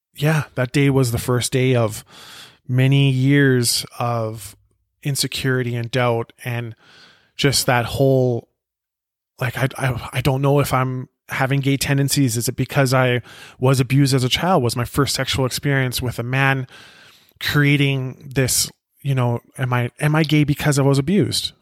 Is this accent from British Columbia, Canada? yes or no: yes; Penticton, British Columbia, Canada; born or raised there; also born or lived in South Africa